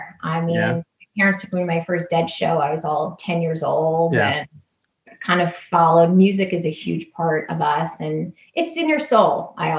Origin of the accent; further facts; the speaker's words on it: Great Neck, New York, United States; moved away as an adult; now in California, United States; I'm from Great Neck.